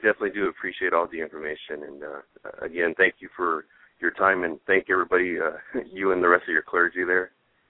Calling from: Lancaster, California, United States; I'm calling from the Antelope Valley.

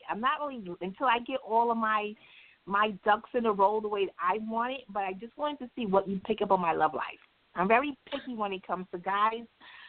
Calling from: New York, United States; I'm calling from Manhattan.

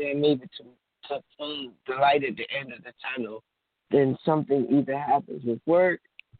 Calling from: New Jersey, United States; New Jersey.

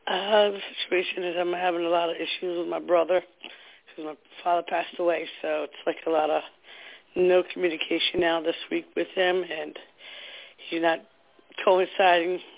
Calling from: New Jersey, United States; from New Jersey.

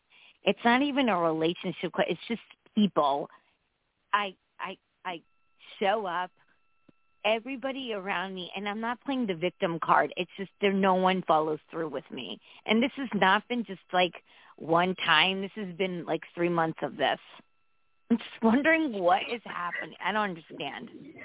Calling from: Connecticut, United States; from Connecticut.

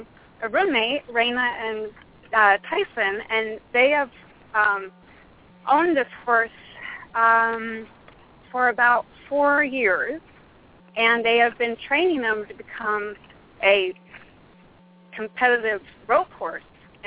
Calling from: Phoenix, Arizona, United States; I am in the southeast corner of Phoenix, Arizona.

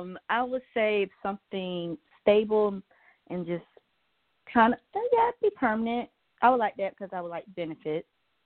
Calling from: Georgia, United States; Hi, this is … from Georgia.

